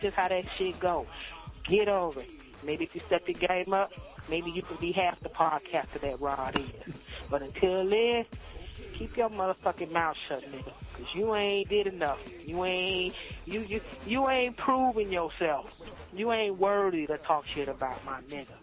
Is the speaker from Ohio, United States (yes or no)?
no; Miami, Florida, United States; I'm from Miami.